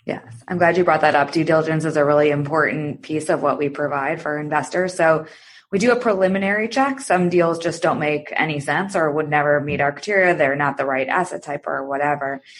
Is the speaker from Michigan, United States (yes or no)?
yes; Michigan, United States; moved away as an adult; also born or lived in New York / Chicago; I'm from Michigan originally, and I went to business school there